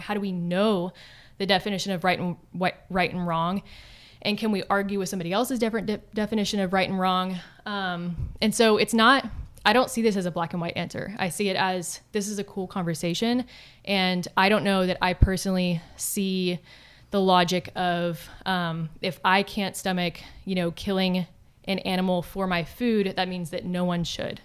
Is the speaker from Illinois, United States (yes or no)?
no; Texas, United States; growing up in Texas